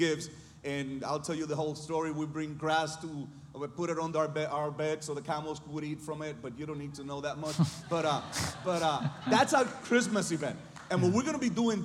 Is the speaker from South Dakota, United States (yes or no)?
no; Chicago, Illinois, United States; also born or lived in Puerto Rico; I was born in Puerto Rico, raised in Chicago within the Spanish community